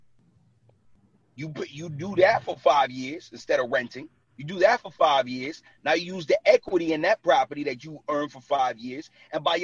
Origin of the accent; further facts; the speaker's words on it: New York City, New York, United States; moved away as an adult; now in New Jersey, United States; I was born and raised in Brooklyn. Like, and I live in Jersey for the last 9 years. I'm still from Brooklyn